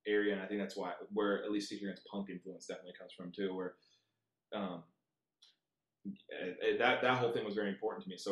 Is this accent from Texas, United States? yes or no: no; Rancho Santa Margarita, California, United States; also born or lived in Long Beach, California / Costa Mesa, California; I lived in Rancho Santa Margarita for a while.